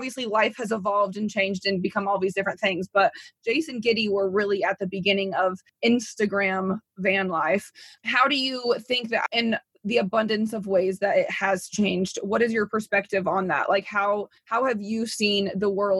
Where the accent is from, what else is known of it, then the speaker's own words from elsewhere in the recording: Indiana, United States; moved away; I'm from Indiana. It's a very conservative place.